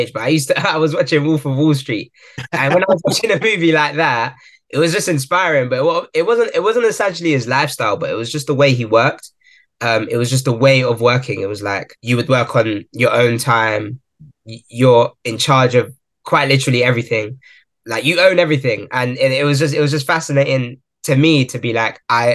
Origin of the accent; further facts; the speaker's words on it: Croydon, London, United Kingdom; born and raised in Croydon, South London